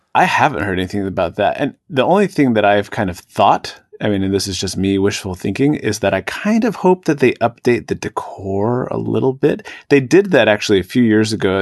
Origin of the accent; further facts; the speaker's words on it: Seattle, Washington, United States; now in Washington, D.C., United States; the western part of the state where I grew up was always generally pretty cloudy and rainy.